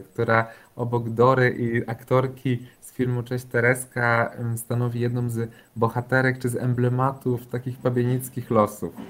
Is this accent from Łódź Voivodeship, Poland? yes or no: yes; Pabianice, Łódź Voivodeship, Poland; ja też jako chłopiec dorastałem w Pabianicach